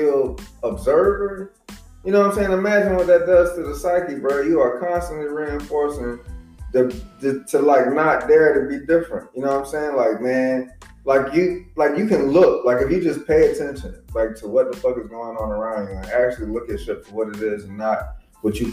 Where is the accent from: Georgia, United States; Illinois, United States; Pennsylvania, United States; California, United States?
Georgia, United States; Savannah; also born or lived in Chatham County, North Carolina; I'm from fucking Savannah